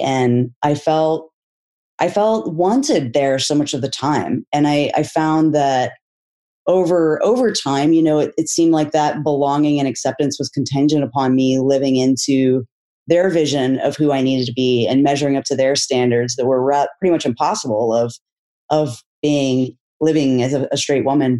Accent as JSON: {"language": "English", "region": "Texas", "country": "United States", "tie": "born or raised there", "said": "I grew up in Texas in a conservative evangelical family"}